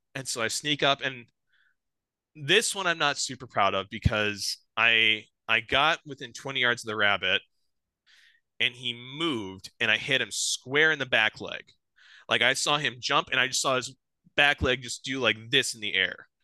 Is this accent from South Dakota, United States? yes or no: yes; south of Sioux Falls, South Dakota, United States; I grew up here in South Dakota. I grew up on a farm just south of Sioux Falls here. Um, been born and raised here my whole life